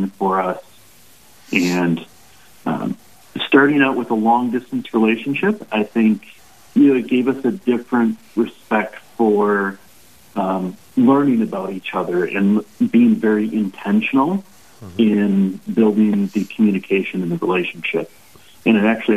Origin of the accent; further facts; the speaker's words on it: Wisconsin, United States; now in Sioux Falls, United States; I'm currently in South Dakota, but I'm originally from Wisconsin